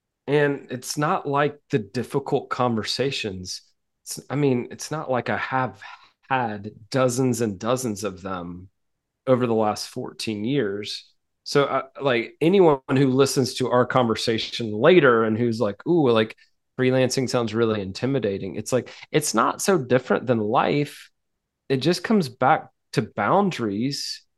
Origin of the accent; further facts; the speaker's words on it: the South, United States; I mean, I'm a Southerner, like I'm polite to a fault sometimes.